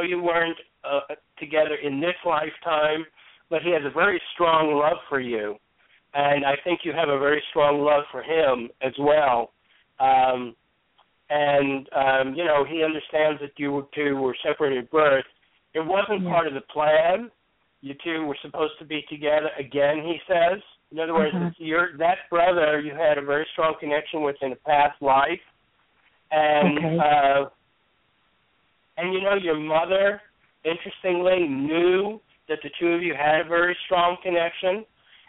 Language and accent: English; New York, United States; also born or lived in St. Petersburg, Florida / Hollywood, Florida / New Jersey; now in Arkansas, United States; I'm from New York originally